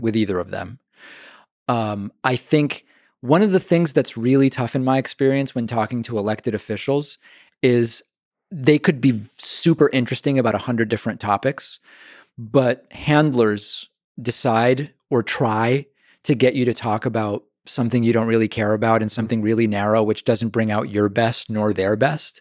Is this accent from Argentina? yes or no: yes; Argentina; now in United States; I'm from Argentina